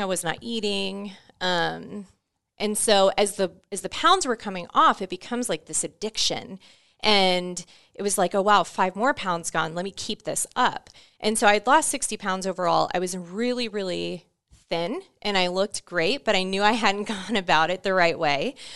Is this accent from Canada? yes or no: no; Orlando, Florida, United States; moved away as an adult; I grew up in Orlando, Florida, Um, I was born and raised there until I was nineteen.